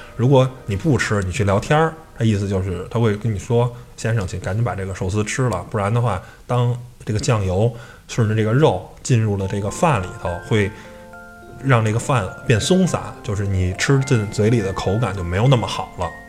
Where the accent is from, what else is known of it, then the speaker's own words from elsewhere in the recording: China; 我们中国人